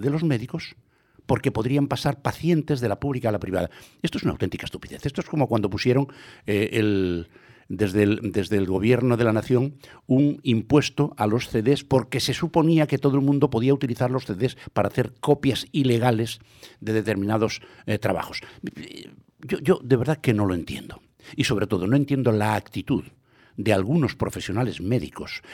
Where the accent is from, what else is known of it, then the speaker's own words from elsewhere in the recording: Santiago de Compostela, Galicia, Spain; yo que me crié en Tras Santa Clara